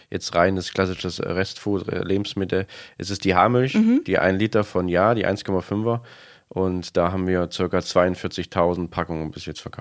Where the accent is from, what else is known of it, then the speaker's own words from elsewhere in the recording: East Germany, Germany; Also ursprünglich komme ich aus dem Osten. Das hört man manchmal, wenn ich so im Redefluss bin.